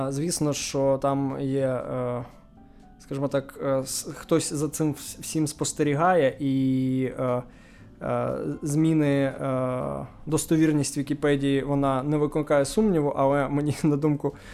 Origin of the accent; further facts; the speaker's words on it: Nikopol, Dnipropetrovsk Oblast, Ukraine; now in Kyiv, Ukraine; я народився в Дніпропетровській області. Ага. А, Нікополь. Нікополь, так.